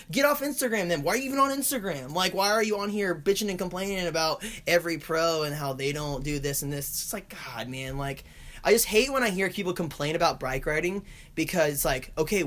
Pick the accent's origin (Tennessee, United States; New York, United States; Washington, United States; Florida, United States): Florida, United States; Longwood; I came away from Longwood, Florida